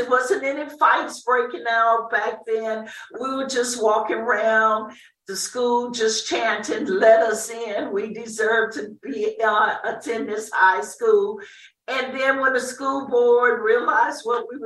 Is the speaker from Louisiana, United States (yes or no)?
yes; New Orleans, Louisiana, United States; moved away as an adult; now in Ferguson, United States; I was born in New Orleans, Louisiana